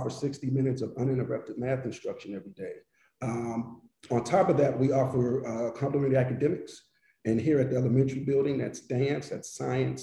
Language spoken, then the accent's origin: English; Pittsburgh, Pennsylvania, United States; now in New Haven, United States; I'm originally from Pittsburgh